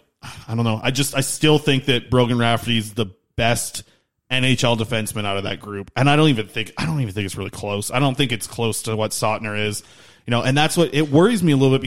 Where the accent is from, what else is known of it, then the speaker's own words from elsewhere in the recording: Nanaimo, British Columbia, Canada; I'm from Nanaimo